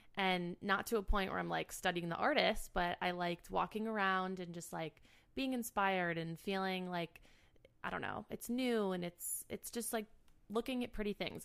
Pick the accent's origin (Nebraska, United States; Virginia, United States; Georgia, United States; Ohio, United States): Ohio, United States; Cleveland; moved away as an adult; also born or lived in Michigan / New York; now in Chicago, United States; I grew up in the suburbs of Cleveland